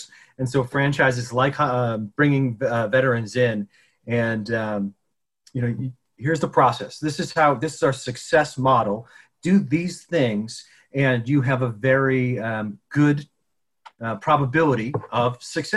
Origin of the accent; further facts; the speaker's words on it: Connecticut, United States; I grew up in Connecticut